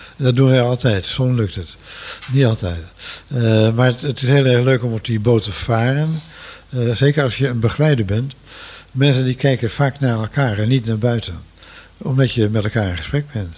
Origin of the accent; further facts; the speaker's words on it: Netherlands; En we zijn Nederlanders